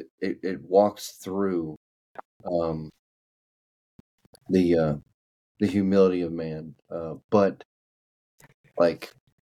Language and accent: English; Kentucky, United States; accent: Kentucky; my Kentucky accent